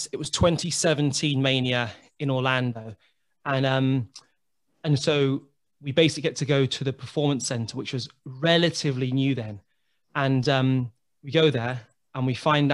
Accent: Dundee, Scotland, United Kingdom; I'm from Dundee, so I know Dundee very well

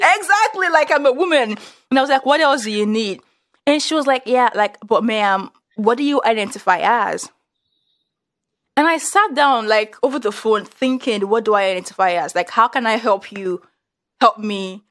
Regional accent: Nigeria; moved away as an adult; also born or lived in northern Nigeria; now in United States; I moved to like the, the northern part of Nigeria and it's like, oh, I'm actually like Yoruba

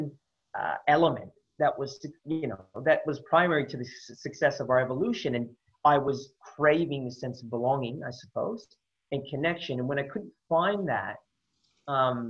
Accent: San Francisco Bay Area, California, United States; moved away as an adult; also born or lived in Sydney, Australia; now in Australia; growing up in the Bay Area

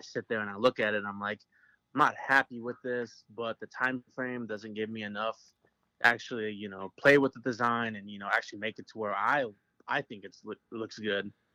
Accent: Aberdeen, South Dakota, United States; now in Anadarko, United States; I am originally from Aberdeen, South Dakota, which is the hometown of Josh Heupel

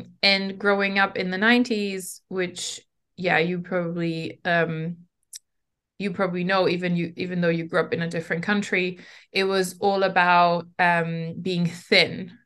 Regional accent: Germany; I was growing up in Germany in the nineties as an immigrant.

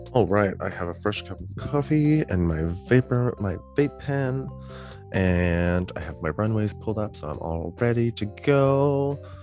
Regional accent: Canada; as a Canadian

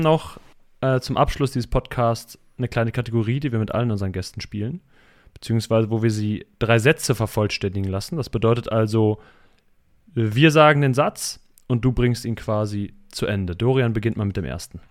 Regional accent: Cologne area, North Rhine-Westphalia, Germany; Ich bin, oder wir sind bei den Köln groß geworden

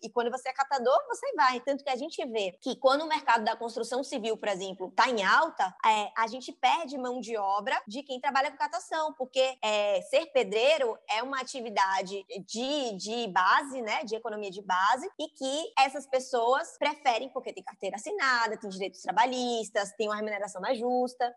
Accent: Salvador, Bahia, Brazil; Sou sou baiana de Salvador, eu me identifico muito com o meu território, assim, com o meu sotaque

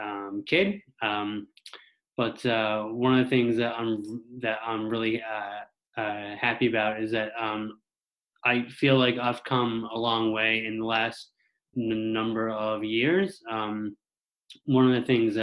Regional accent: Mount Pearl, Newfoundland and Labrador, Canada; I'm from Mount Pearl, Newfoundland

